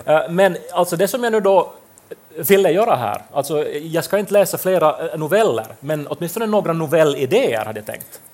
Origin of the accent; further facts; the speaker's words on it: Pedersöre, Ostrobothnia, Finland; moved away as an adult; also born or lived in Turku; vi är ju då från eh, Pedersöre där det inte går att bussar överhuvudtaget